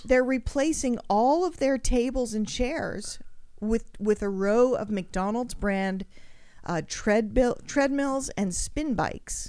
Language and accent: English; Australia; I grew up in Australia.